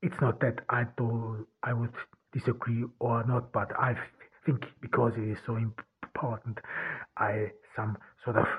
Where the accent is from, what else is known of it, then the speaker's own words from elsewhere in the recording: Ordu, Turkey; I'm here in Turkey, in Ordu, in my hometown.